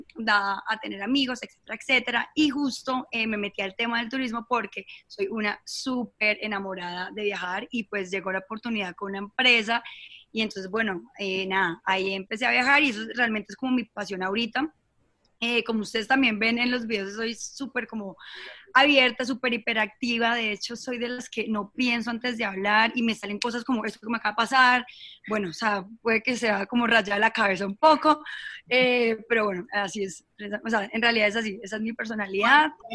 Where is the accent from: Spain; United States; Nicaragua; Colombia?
Colombia; Bucaramanga, Santander; moved away as an adult; also born or lived in Bogotá; soy de Bucaramanga. Eh, eh, estudié allá todo el tema del colegio, después me fui a Bogotá